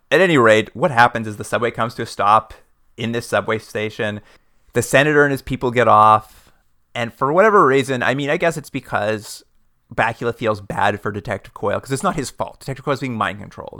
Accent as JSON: {"language": "English", "country": "Canada", "said": "we're from Canada"}